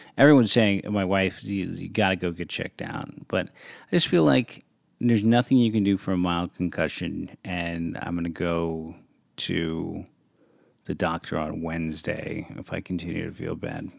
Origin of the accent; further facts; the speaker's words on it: San Francisco, California, United States; moved away; Played a lot of street football growing up in San Francisco